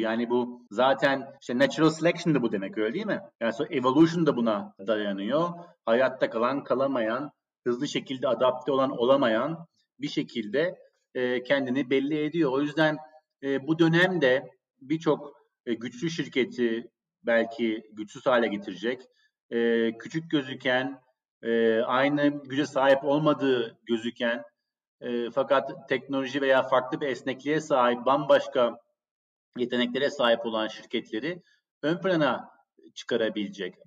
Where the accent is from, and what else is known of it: Turkey; moved away as an adult; also born or lived in New York, United States / London, United Kingdom